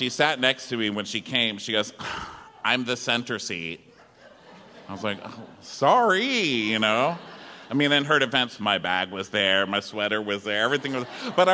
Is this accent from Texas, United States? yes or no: yes; Texas, United States; I'm from Texas